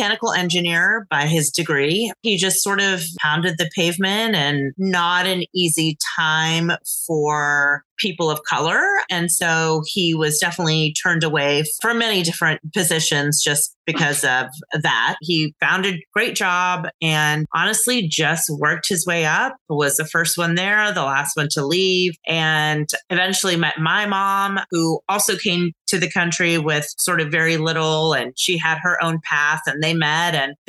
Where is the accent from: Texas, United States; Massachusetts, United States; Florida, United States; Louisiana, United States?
Texas, United States; Dallas; moved away; I'm originally from Dallas. So for me, it was really exciting that the World Conference was being held in my hometown. And so I was excited to be able to come home